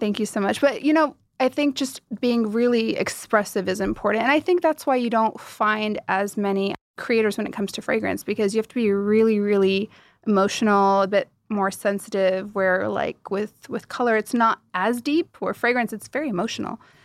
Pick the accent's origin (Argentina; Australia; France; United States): United States; moved away as an adult; now in Dubai, United Arab Emirates; I grew up in the States, you know, my roots are Middle Eastern